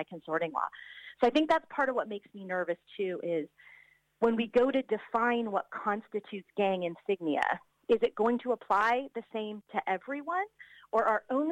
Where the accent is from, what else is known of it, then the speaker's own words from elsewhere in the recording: United States; now in Auckland, New Zealand; I'm an American who grew up in the 1980s